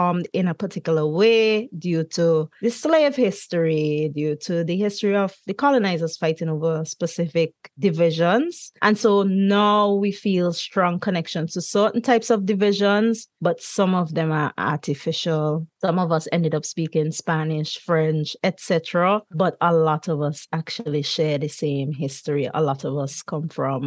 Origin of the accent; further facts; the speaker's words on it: St. Vincent & Grenadines; moved away as an adult; now in Brussels, Belgium; I'm from St. Vincent and the Grenadines, but I actually now am based in Brussels